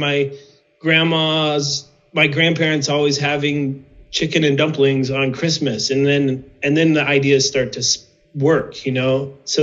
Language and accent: English; Midwest, United States; moved away as an adult; also born or lived in Nebraska; now in Prescott, United States; I grew up in the Midwest